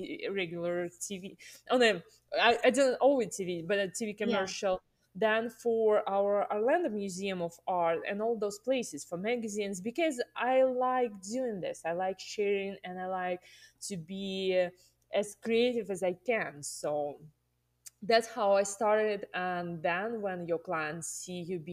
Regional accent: Russia; English is a second language; moved away as an adult; now in United States; I'm originally from Russia, and I moved to the States in 2014

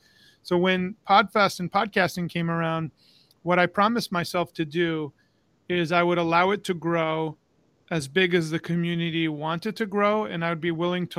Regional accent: New York, United States; moved away as an adult; now in Florida, United States; I'm originally from New York. Moved to Tampa about, now it's going on 17 years

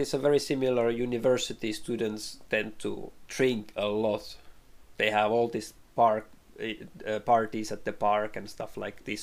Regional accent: Finland; English is a second language; growing up in Finland

